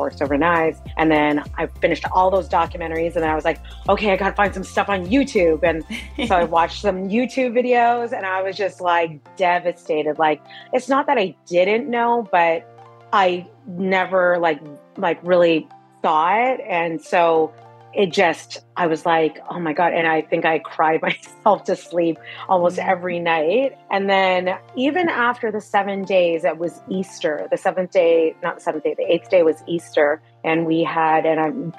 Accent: Mississauga, Ontario, Canada; I was born and raised in Mississauga, Ontario in Canada.

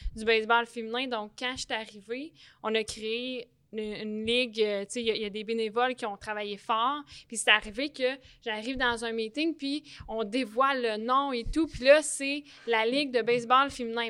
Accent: Repentigny, Quebec, Canada; je suis née à Repentigny. J'ai tout fait mon baseball mineur à Repentigny

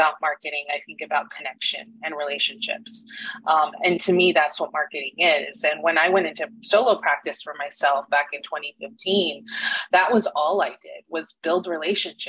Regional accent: McAllen, Texas, United States; now in Austin, United States; I'm originally from McAllen down south, and so born and raised in Texas

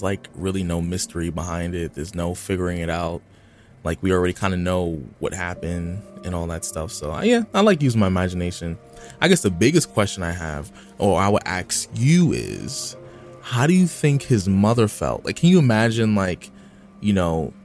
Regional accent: United States; I'm from the U.S.

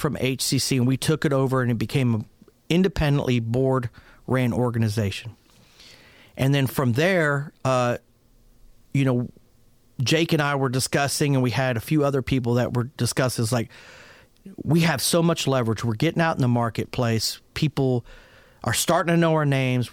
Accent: Pittsburgh, Pennsylvania, United States; moved away; also born or lived in Fort Worth, Texas; I was raised originally in Pittsburgh, Pennsylvania, uh, to an Italian family

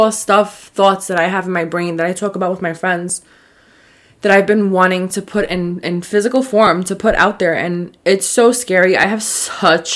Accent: New York, United States; I'm from New York

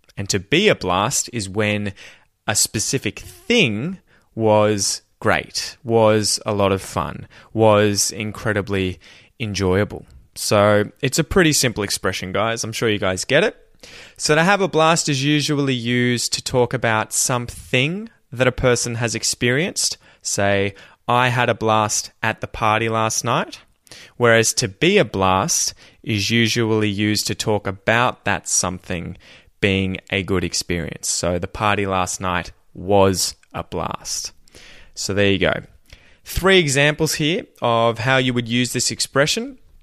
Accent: Australia; accent: Australian

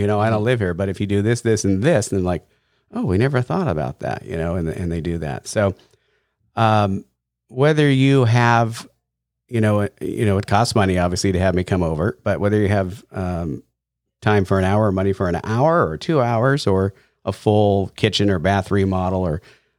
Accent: La Mesa, California, United States; also born or lived in Alpine; I grew up in the East County. I was in La Mesa and then Alpine.

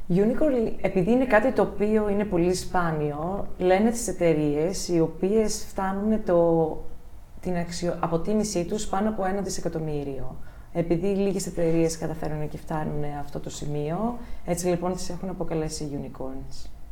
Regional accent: Ioannina, Epirus, Greece; moved away as an adult; also born or lived in Germany; μεγάλωσα στα Γιάννενα

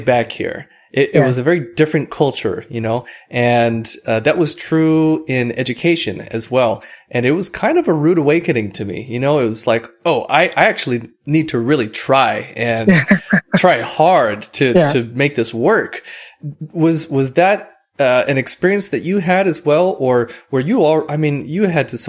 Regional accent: Hawaii, United States; I grew up in Hawaii, and the culture there

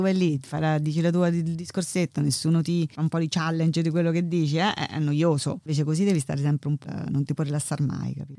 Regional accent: Terni, Umbria, Italy; moved away as an adult; also born or lived in Milan, Italy / Chicago, United States / Ithaca, United States; now in London, United Kingdom; Io sono di vicino, vabbè, sono di Terni, facendo vicino Roma, ma di Terni

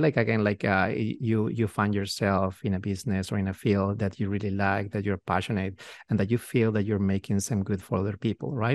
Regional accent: Peru; moved away as an adult; now in United States; we, we're from Peru, from South America

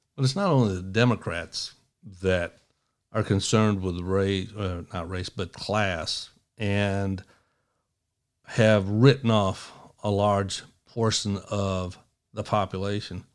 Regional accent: East Tennessee, United States; also born or lived in Monroe, Michigan; I come from the Appalachian Mountains of East Tennessee

